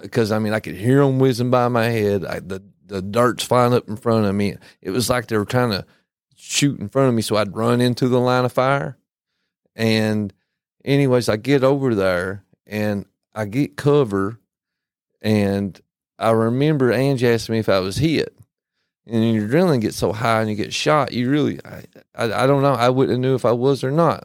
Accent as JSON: {"language": "English", "region": "Kentucky", "country": "United States", "said": "they hear my accent and they'd say where are you from I'd say Kentucky"}